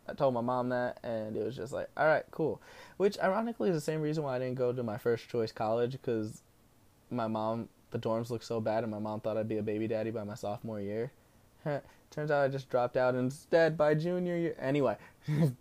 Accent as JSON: {"language": "English", "region": "New Jersey", "country": "United States"}